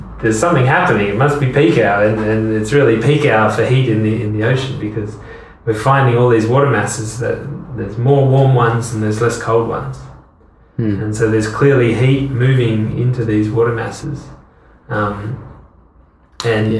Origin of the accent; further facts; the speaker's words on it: Hobart, Tasmania, Australia; first language English; moved away as an adult; also born or lived in France / United Kingdom; I'm from Hobart, Tasmania